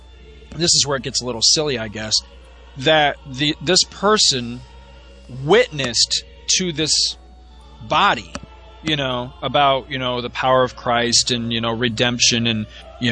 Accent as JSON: {"language": "English", "region": "New York", "country": "United States", "tie": "born or raised there", "also_born_or_lived": "Florida", "said": "we moved to New York from Florida when I was seven"}